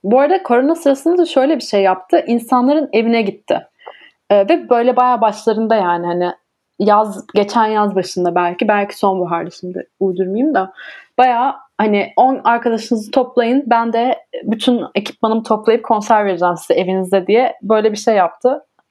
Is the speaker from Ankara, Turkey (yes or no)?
yes; Ankara, Turkey; moved away as an adult; now in Denmark; Ben de Ankaralıyım.